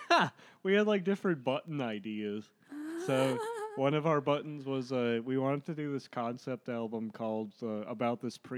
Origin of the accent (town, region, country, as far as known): Rochester, Minnesota, United States; born or raised there